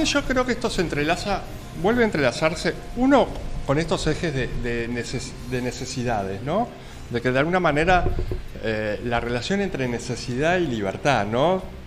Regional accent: Uruguay; soy uruguayo

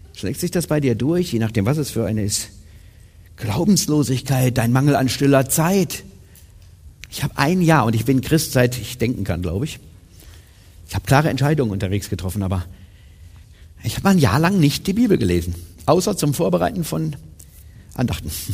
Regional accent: Germany; Meine Eltern sind in ein Missionswerk gezogen, als ich drei war, also nach Siegen sozusagen, in Süddeutsche

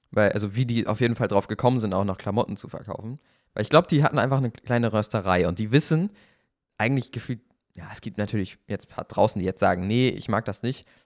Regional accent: Kiel, Schleswig-Holstein, Germany; moved away as an adult; now in Cologne, Germany; wir kommen beide ursprünglich aus Kiel. Ja. Wir sind da geboren, haben ganz lange Zeit

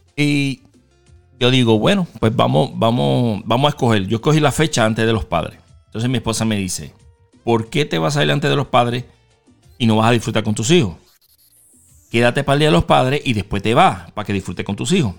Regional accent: Mayagüez, Puerto Rico; moved away; yo soy Mayagüe

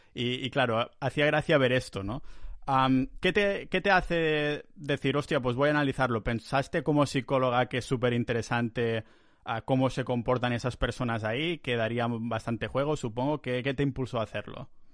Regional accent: near Barcelona, Catalonia, Spain; moved away as an adult; now in Estonia; volver a casa, volver a Barcelona, cerca de Barcelona, en mi pueblo ahí

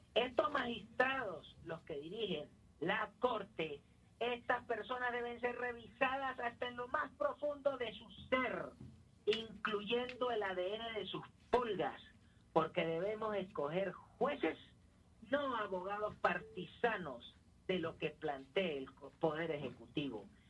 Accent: Venezuela; los venezolanos, tanto usted, el legado de sus padres, sus abuelos y los míos, que no somos descendientes de Bolívar, también ayudamos a construir este país

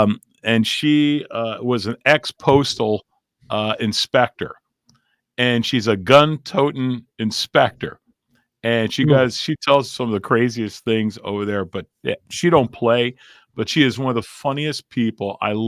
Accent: Cleveland, Ohio, United States; I'm from the Cleveland area, so I know kind of what the weather's like.

